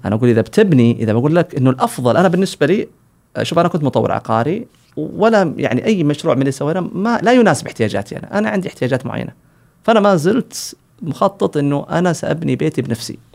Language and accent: Arabic; Saudi Arabia; عندنا في السعودية